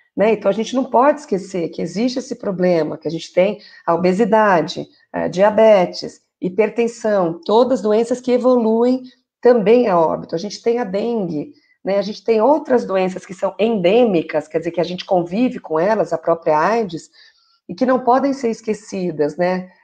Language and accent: Portuguese; São Paulo, Brazil; also born or lived in São Caetano do Sul; sou aqui de São Paulo, na verdade eu falo aqui de São Caetano do Sul